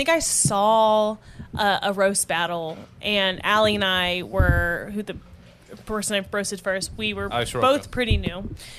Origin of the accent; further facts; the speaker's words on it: Indiana, United States; now in Chicago, United States; I'm from Indiana.